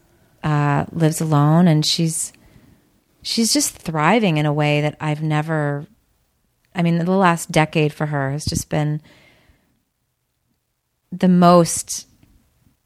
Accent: Boulder, Colorado, United States; I was born and raised in Boulder, Colorado

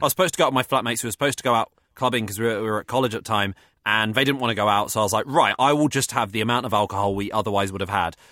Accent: United Kingdom; I'm too British

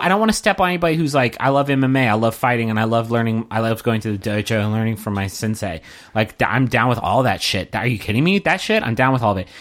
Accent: West Virginia, United States; I'm from West Virginia

